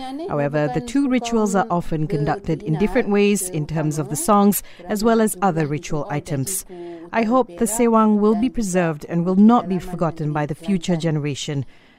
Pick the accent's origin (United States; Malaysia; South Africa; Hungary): Malaysia; Perak; I am from the Semai tribe from the state of Perak.